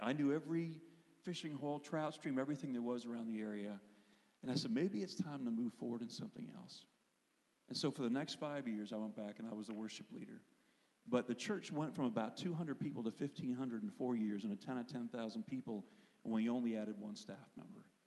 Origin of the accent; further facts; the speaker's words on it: Pennsylvania, United States; I grew up in Pennsylvania